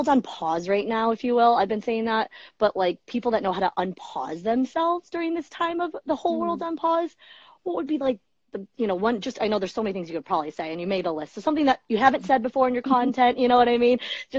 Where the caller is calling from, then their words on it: New York, United States; I'm calling from the USA, New York, the state.